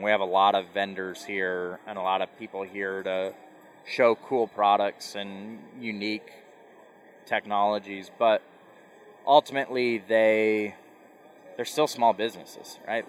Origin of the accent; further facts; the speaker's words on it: Central Iowa, United States; moved away as an adult; also born or lived in South Dakota; I grew up in Iowa